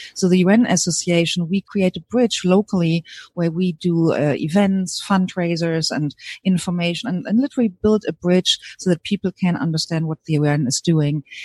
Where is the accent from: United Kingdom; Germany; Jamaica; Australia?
Germany; accent: German; English is a second language; moved away as an adult; also born or lived in New Zealand; now in California, United States; hear from my accent that I'm originally from Germany